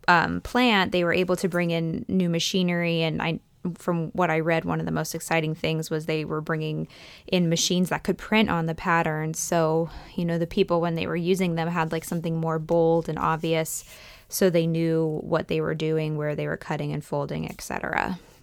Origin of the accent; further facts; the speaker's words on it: east central Pennsylvania, United States; I grew up in between those two places. So I always say kind of like east central